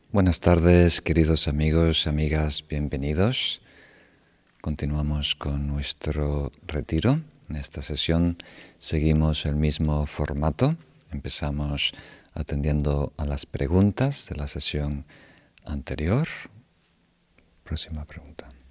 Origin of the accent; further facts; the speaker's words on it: Uruguay; donde yo crecí en Uruguay